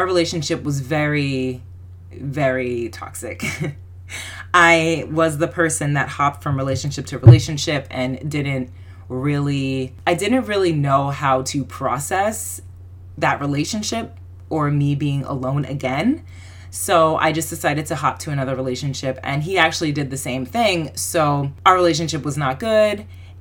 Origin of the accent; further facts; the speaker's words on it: New Jersey, United States; I'm from New Jersey